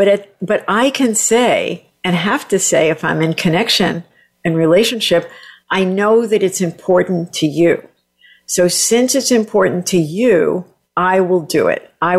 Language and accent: English; Southern Italy, Italy; I'm like Italian from the South, and my husband loves air conditioning.